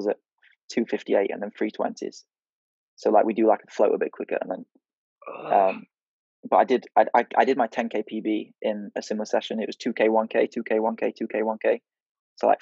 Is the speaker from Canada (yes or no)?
no; United Kingdom; I'm British